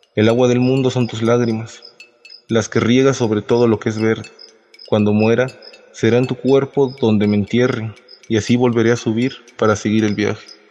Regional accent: San Juan del Río, Veracruz, Mexico; soy originario de San Juan del Río del estado de Veracruz

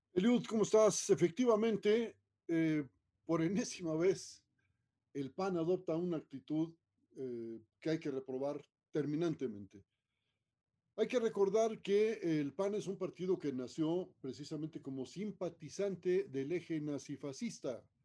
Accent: Mexico; país en el que vivimos, en el que nacimos

